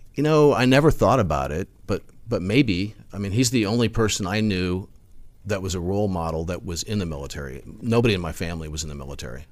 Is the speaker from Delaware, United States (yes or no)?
no; Omaha, Nebraska, United States; Omaha, Nebraska.